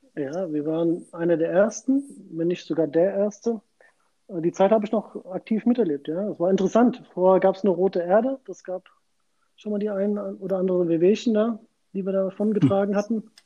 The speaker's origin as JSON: {"language": "German", "town": "Frankfurt", "region": "Hesse", "country": "Germany", "tie": "born or raised there", "said": "bin Frankfurter durch und durch. Das heißt auch, dass ich meine Fußballkarriere in Frankfurt gestartet habe."}